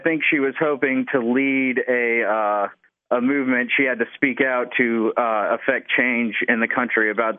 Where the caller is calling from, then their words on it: Columbia, South Carolina, United States; I'm from Columbia, South Carolina.